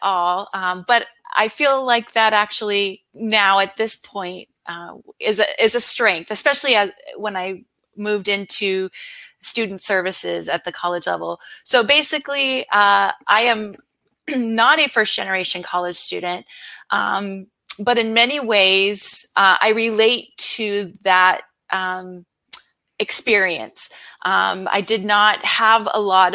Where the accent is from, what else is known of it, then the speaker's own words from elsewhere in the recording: San Diego, California, United States; also born or lived in Arizona; I'm from San Diego, California